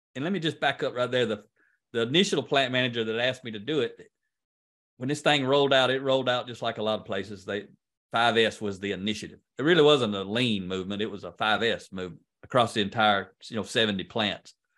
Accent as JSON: {"language": "English", "country": "United States", "accent": "country", "said": "I'm much better at speaking country than, than I am English"}